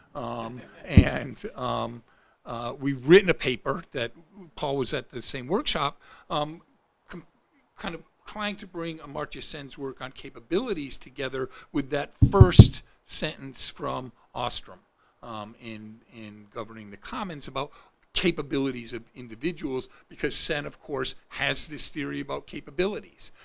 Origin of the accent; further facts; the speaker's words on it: Rochester, United States; my hometown in Rochester